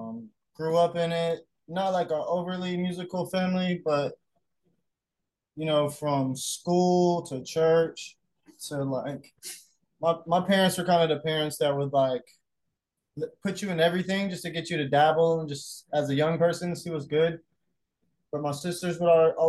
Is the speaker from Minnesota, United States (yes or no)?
no; Aiken, South Carolina, United States; moved away as an adult; also born or lived in Augusta, Georgia; now in Charleston, United States; I grew up in South Carolina, the Carolina, Georgia border. And it was in Aiken, South Carolina, Augusta, Georgia.